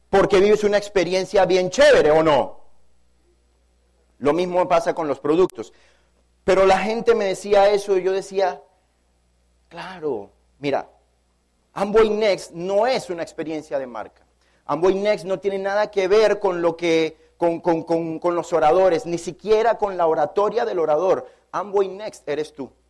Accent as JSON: {"language": "Spanish", "country": "Panama", "moved": "yes", "said": "Para mí es un honor como panameño estar en mi país. Yo tenía tres años de no venir a mi país. Me he encontrado una ciudad de Panamá evolucionada"}